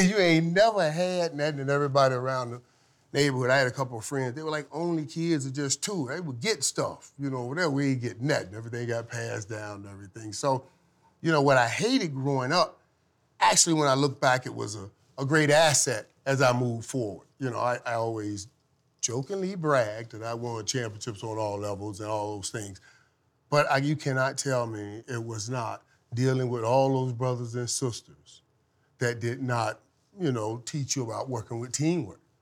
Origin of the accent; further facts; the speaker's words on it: Florida, United States; moved away as an adult; also born or lived in Fort Lauderdale; I'm coming from Florida